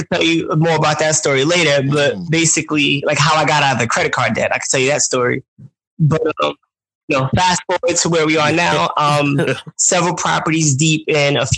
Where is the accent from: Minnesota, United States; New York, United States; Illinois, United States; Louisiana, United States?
New York, United States; New York City; accent: New York; I'm from Brooklyn, New York